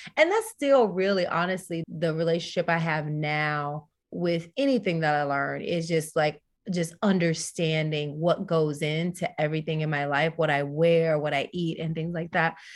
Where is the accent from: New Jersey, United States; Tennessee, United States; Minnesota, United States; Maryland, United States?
Tennessee, United States; I'm a Southern girl, so I'm from Tennessee